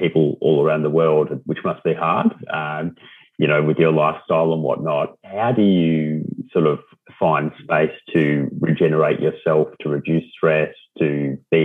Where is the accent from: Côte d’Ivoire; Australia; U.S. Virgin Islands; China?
Australia; Melbourne, Victoria; we're from Melbourne and that's what we